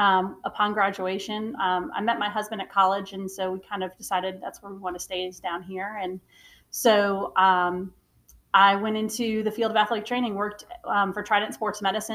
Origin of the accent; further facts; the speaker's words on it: New York, United States; moved away as an adult; now in Charleston, United States; And so I actually came from up north. So I am from a New Yorker by birth, but I came down here by happen circumstance